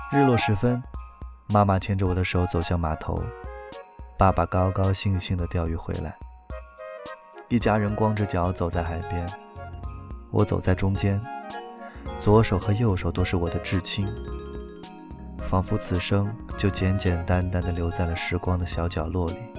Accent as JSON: {"language": "Chinese", "town": "Kunming", "region": "Yunnan", "country": "China", "tie": "born or raised there", "said": "昆明没有海，对于从小在昆明长大的孩子来说"}